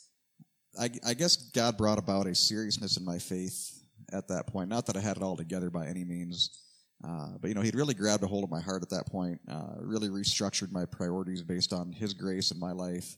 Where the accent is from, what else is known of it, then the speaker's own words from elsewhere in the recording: Iowa, United States; moved away as an adult; also born or lived in Naknek, Alaska; now in Anchorage, United States; I grew up in the great state of Iowa